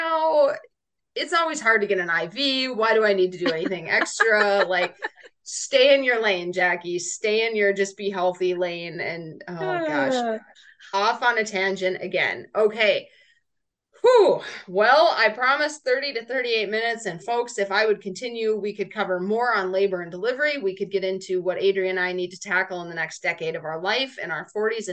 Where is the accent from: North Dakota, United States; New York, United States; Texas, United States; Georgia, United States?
North Dakota, United States; we grew up in North Dakota.